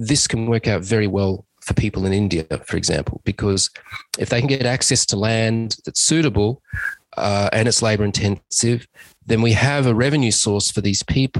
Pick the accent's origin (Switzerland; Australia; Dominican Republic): Australia; I'm an Australian civil engineer